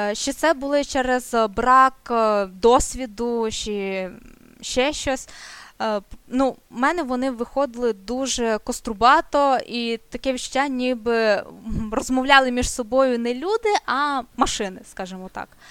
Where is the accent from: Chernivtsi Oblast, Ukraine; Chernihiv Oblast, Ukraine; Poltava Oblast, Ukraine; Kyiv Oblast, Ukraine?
Chernivtsi Oblast, Ukraine; Chernivtsi; я з Чернівців